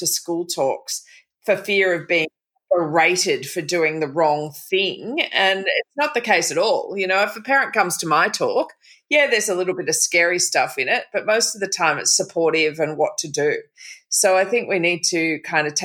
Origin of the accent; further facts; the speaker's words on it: Byron Bay, New South Wales, Australia; also born or lived in Lennox Head; So I moved back home. I'm from Byron Bay